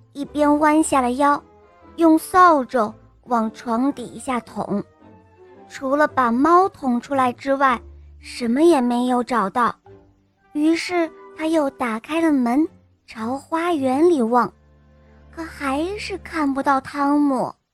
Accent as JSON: {"language": "Chinese", "town": "Yichun", "region": "Jiangxi", "country": "China", "said": "我今年十岁了，我来自江西省宜春"}